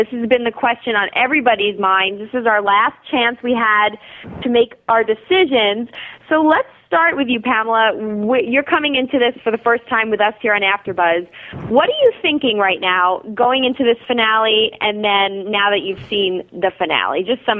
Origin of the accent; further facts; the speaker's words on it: New York, United States; As a New Yorker